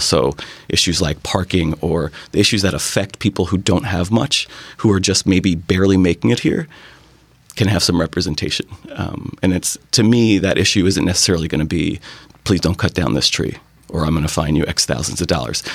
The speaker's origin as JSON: {"language": "English", "town": "New York City", "region": "New York", "country": "United States", "tie": "born or raised there", "moved": "as an adult", "lives_now": "Bainbridge Island, United States", "said": "I grew up in New York City"}